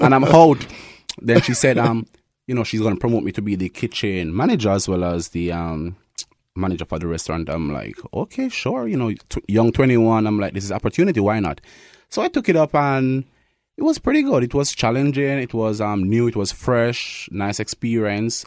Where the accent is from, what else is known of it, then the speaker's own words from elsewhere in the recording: Kingston, Jamaica; moved away as an adult; now in Winnipeg, Canada; I'm from Kingston, Jamaica. That's where I was born.